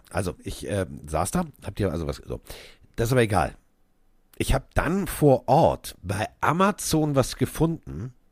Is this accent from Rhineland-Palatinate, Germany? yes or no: no; Hamburg, Germany; das erste war, als ich sagte, ich bin aus Hamburg, oh, Reeperbahn.